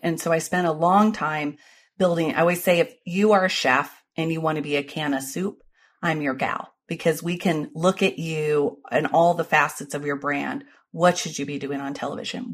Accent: Ohio, United States; I was born in Ohio

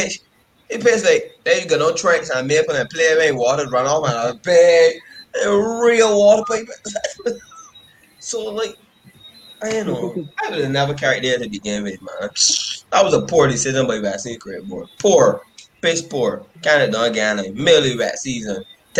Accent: Ghana; You know, I come from Ghana. Let's love Ghanaians.

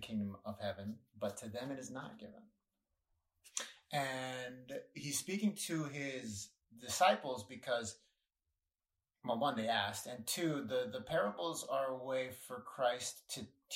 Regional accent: North Carolina, United States; moved away; I am from North Carolina.

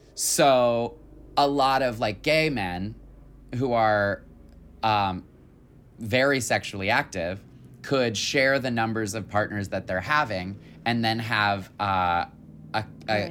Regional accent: Michigan, United States; I'm from Michigan.

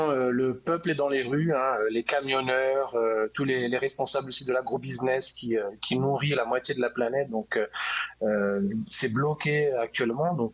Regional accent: France; moved away as an adult; now in Brazil; moi, je suis français, mais ça fait 10 ans que j'habite ici

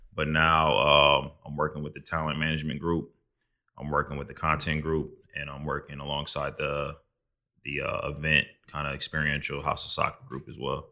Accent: Midwest, United States; now in New York, United States; I'm from the Midwest

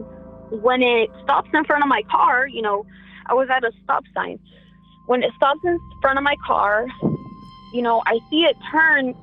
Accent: Merced, California, United States; we're from Merced, California

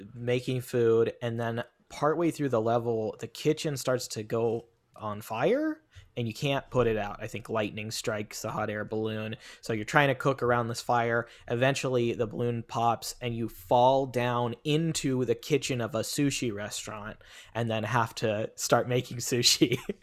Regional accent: Federal Way, Washington, United States; my hometown of Federal Way, Washington

